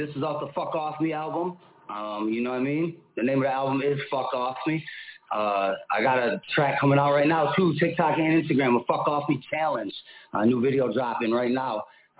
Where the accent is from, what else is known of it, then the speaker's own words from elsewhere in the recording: Buffalo, New York, United States; now in Phoenix, United States; I'm from Phoenix. I live in Phoenix, and I'm from Buffalo, New York. {S1} Okay. {S6} Originally, so I kind of represent 716 to 602 Buffalo.